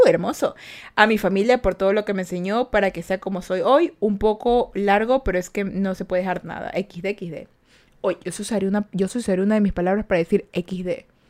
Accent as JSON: {"language": "Spanish", "country": "Ecuador", "said": "Yo soy de Ecuador"}